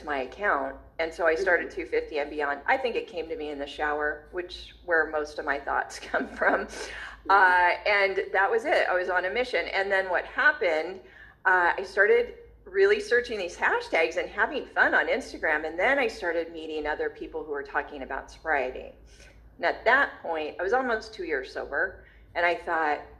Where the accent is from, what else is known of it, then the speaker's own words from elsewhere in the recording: Long Beach, California, United States; I was born in Long Beach, California